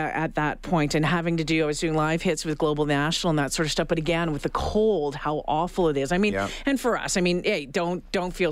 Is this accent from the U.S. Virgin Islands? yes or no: no; Sault Ste. Marie, Ontario, Canada; moved away; also born or lived in Thunder Bay / Regina; I grew up in Sault Ste. Marie, so Southern Ontario